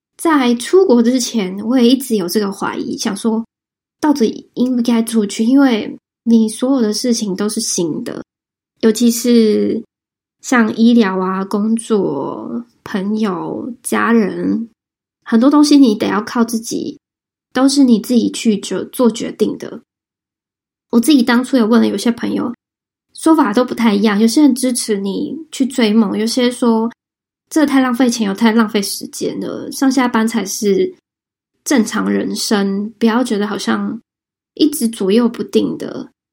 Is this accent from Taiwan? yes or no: yes; Taiwan; moved away